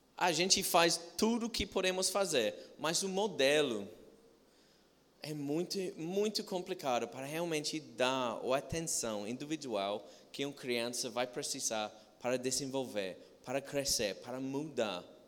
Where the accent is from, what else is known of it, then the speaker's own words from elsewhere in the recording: England, United Kingdom; Portuguese is a second language; now in Brazil; sou de Inglaterra